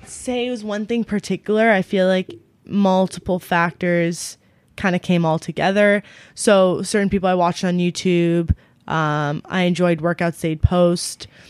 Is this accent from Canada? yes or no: yes; Ontario, Canada; also born or lived in London, Ontario; my hometown, which we're currently